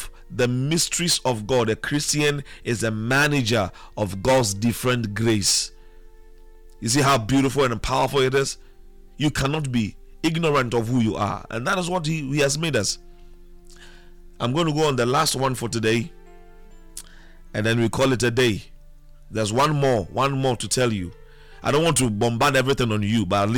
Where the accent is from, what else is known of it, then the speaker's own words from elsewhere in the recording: Elmina, Central Region, Ghana; I was born in Elmina, so I should be able to speak Fanti